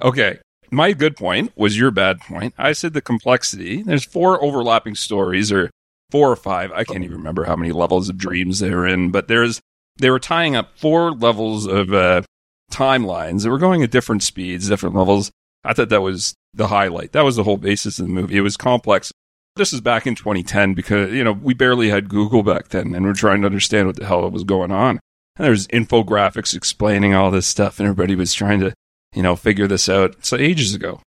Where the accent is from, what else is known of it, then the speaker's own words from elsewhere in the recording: Canada; now in Australia; I'm Canadian